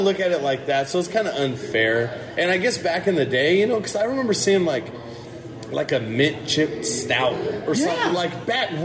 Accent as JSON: {"language": "English", "town": "Modesto", "region": "California", "country": "United States", "tie": "born or raised there", "said": "I grew up in Modesto"}